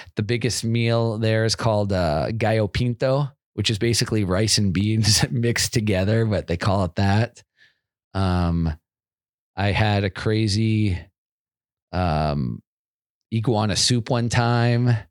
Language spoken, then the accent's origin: English; Federal Way, Washington, United States; also born or lived in Seattle, Washington; I grew up in a town called Federal Way, which is like fifteen miles south of Seattle